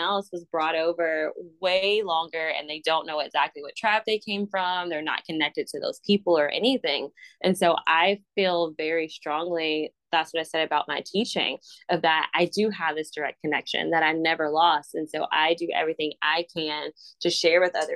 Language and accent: English; Mobile, Alabama, United States; that's where I grew up. Like, I grew up in Africa Town